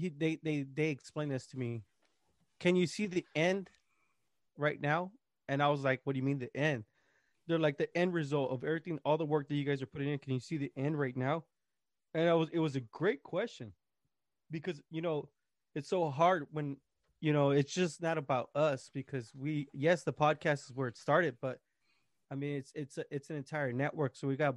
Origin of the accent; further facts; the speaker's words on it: Texas, United States; I'm from Texas